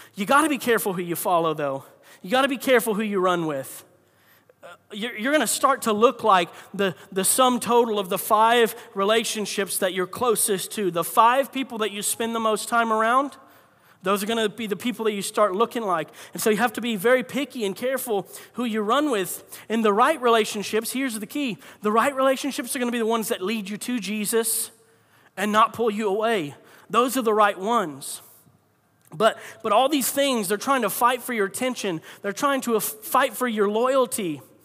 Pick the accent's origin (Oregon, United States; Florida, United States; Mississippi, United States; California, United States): Florida, United States; I grew up in Florida